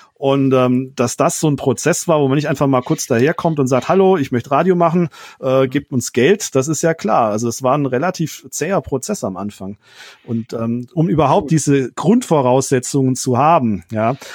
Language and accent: German; Rottweil, Baden-Württemberg, Germany; also born or lived in Mannheim / Friedrichshafen; Die Stadt Rottweil ist die Stadt, in der ich zur Schule gegangen bin, ist quasi meine Heimatstadt